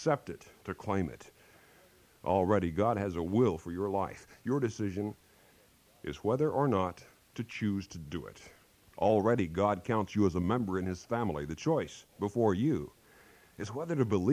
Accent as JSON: {"language": "English", "region": "Kansas", "country": "United States", "tie": "born or raised there", "moved": "yes", "said": "back in my home state of Kansas"}